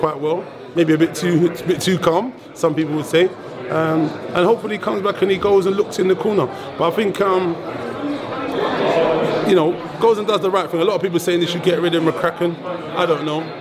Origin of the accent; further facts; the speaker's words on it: England, United Kingdom; As an English guy